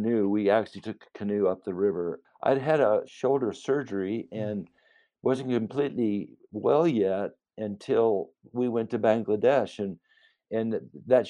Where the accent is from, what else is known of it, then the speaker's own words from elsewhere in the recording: United States; as an American